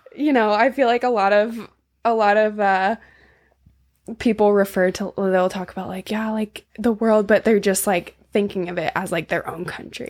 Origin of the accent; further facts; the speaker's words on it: San Diego, California, United States; moved away; also born or lived in Maui / Mexico; From San Diego